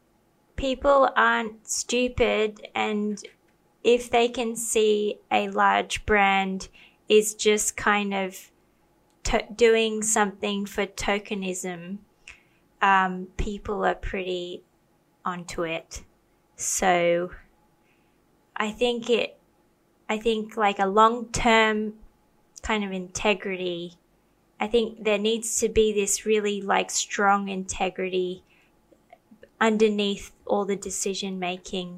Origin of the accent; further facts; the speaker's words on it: Australia; I grew up in Australia